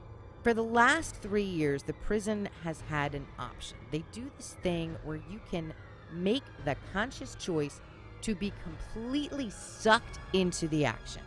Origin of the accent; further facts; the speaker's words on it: Philadelphia, Pennsylvania, United States; accent: Philly; my Philly accent